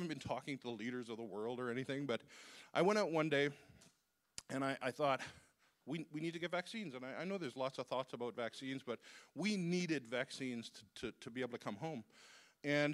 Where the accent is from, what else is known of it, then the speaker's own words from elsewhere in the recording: Uganda; I'm from Uganda.